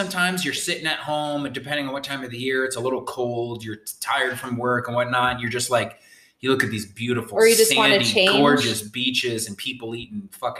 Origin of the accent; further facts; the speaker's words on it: Connecticut, United States; I grew up in Connecticut